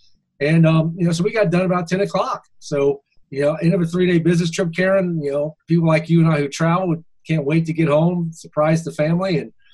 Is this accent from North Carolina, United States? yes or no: yes; Charlotte, North Carolina, United States; So I'm from Charlotte, North Carolina.